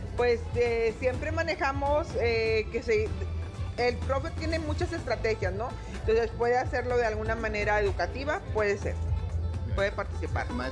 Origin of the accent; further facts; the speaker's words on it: Mexico; es un aspecto de identidad, de reconocernos como como mexicanos